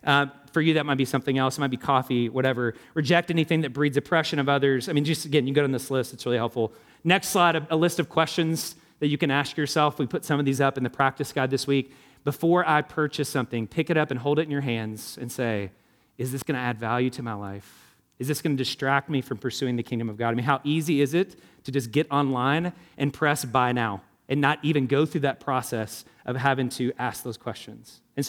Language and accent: English; Indiana, United States; I grew up in Hamilton County. Hated all the opulence and the excess.